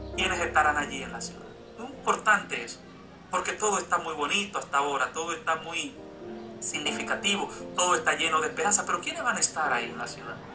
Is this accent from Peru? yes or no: no; Dominican Republic; en mi cédula dice que soy dominicano